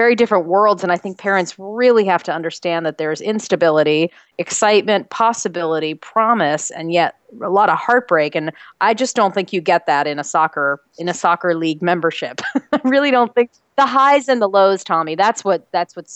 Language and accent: English; New York City, New York, United States; moved away as an adult; also born or lived in Los Angeles; growing up in New York City